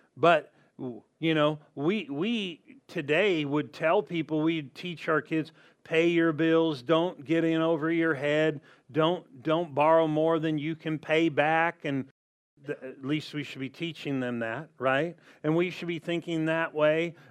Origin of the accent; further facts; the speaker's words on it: Southern California, United States; growing up in Southern California